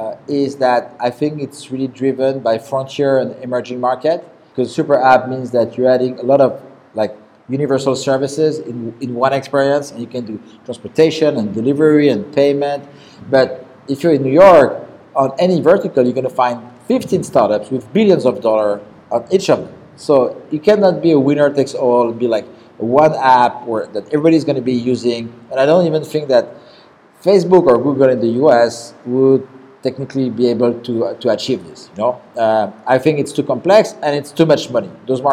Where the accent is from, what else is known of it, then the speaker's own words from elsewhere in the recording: Switzerland; moved away as an adult; also born or lived in France; now in Singapore; originally born in France, so I'm French, and I was raised in Switzerland. Went to college in the US. First job was in Bangui, Central African Republic. Then I moved to Singapore 10 years ago